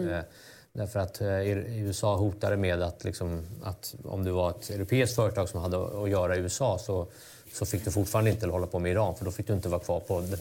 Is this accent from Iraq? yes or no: yes; Baghdad, Baghdad Governorate, Iraq; also born or lived in Cairo, Egypt; now in Sweden; Så jag är liksom uppvuxen i Mellanöstern. Farsan jobbade där.